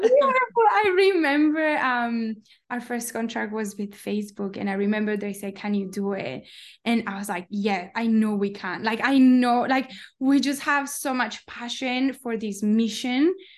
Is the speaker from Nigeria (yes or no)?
no; Colombia; moved away as an adult; also born or lived in Palo Alto, United States / New York, United States; I'm from Colombia